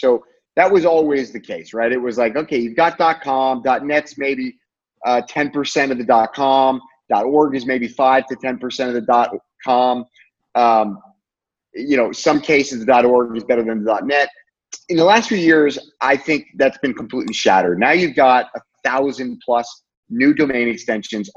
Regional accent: United States; moved away as an adult; now in Lisbon, Portugal; I'm American

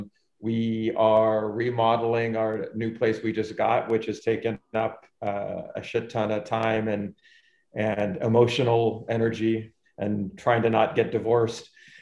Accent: West Coast, United States; moved away; I'm from the West Coast.

